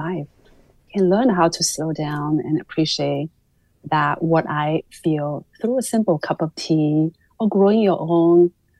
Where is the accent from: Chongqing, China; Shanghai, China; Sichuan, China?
Shanghai, China; Oh, yeah, I grew up in Shanghai in the 70s, and there was still an instilled sense of value towards the health and longevity.